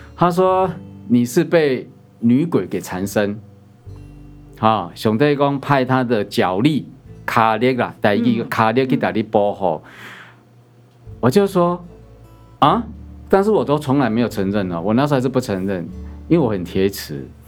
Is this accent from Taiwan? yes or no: yes; Chiayi, Taiwan; 我小时候的原生家庭，我本身土生土长是在嘉义，那我们的乡下